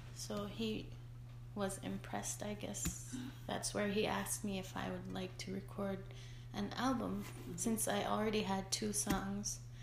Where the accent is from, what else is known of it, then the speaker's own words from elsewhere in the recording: Igloolik, Nunavut, Canada; English is a second language; I was born and raised in Igloolik